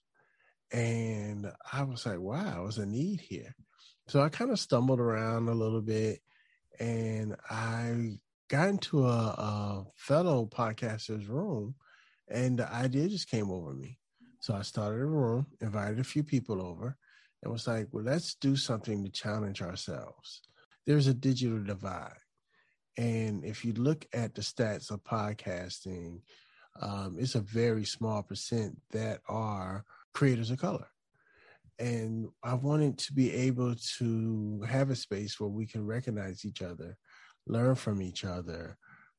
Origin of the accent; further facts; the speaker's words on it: Chesapeake, Virginia, United States; also born or lived in Portsmouth, Virginia; now in Hampton, United States; I actually grew up on a line in Chesapeake, but we were right there. I grew up in a neighborhood called Camelot